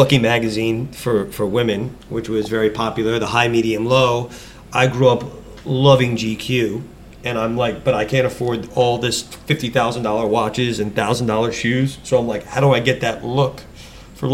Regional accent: New York, United States; I grew up in New York, so I've been a New Yorker my whole life.

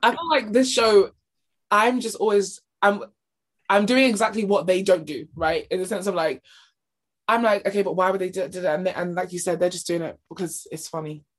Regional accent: United Kingdom; we're British

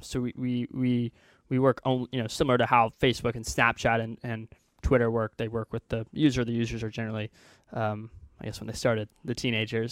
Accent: Houston, Texas, United States; moved away as an adult; also born or lived in Illinois; now in Silicon Valley, United States; I grew up in Houston, Texas

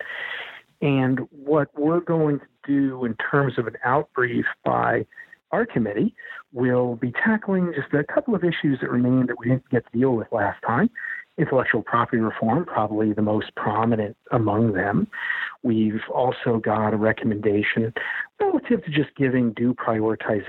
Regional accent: Montana, United States; moved away; I'm from Montana

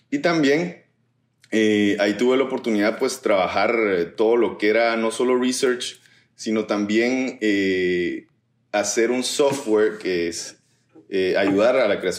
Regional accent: Guatemala; guatemalteco. Soy, de Guatemala.

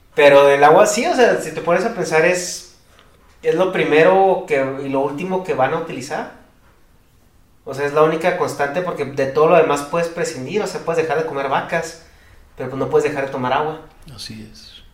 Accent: Chihuahua, Mexico; vengo de Chihuahua

